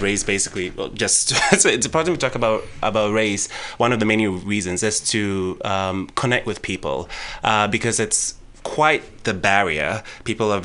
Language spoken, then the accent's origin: English; Ghana; I was born and raised in Ghana